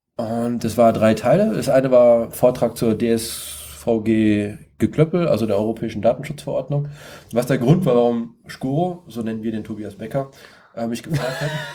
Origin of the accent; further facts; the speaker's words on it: Siegen, North Rhine-Westphalia, Germany; ich komme aus Siegen, ich wohne in Siegen